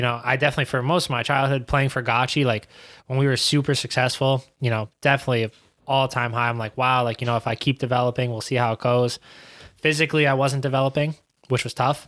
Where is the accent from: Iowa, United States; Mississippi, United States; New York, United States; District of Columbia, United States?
New York, United States; New York City; moved away as an adult; now in Hartford, United States; growing up in Queens